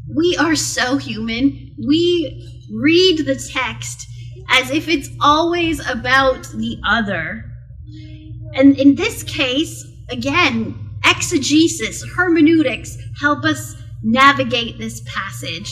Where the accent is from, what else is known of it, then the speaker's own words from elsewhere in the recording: South Okanagan, British Columbia, Canada; I grew up in the South Okanagan